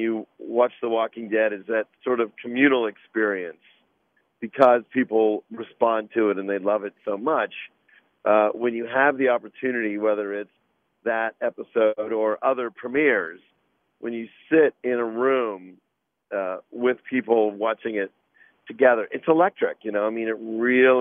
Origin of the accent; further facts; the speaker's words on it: Pittsburgh, Pennsylvania, United States; moved away; I grew up in Pittsburgh